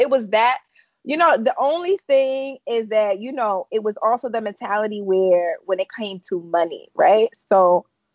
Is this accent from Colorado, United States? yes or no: no; Chicago, Illinois, United States; moved away as an adult; now in Connecticut, United States; I'm originally from Chicago, born and raised